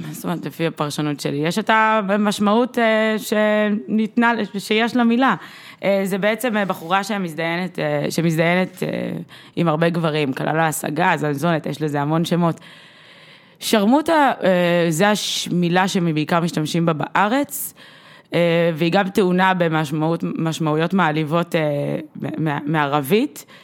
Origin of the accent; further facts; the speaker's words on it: Russia; אני, אני, אני גם רוסייה ואני יכולה להתמודד עם ה...